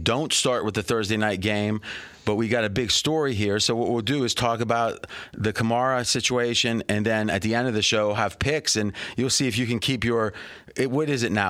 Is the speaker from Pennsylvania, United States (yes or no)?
yes; Pittsburgh, Pennsylvania, United States; accent: Pittsburgh hillbilly; my accent is probably the opposite. It's a little Pittsburgh hillbilly.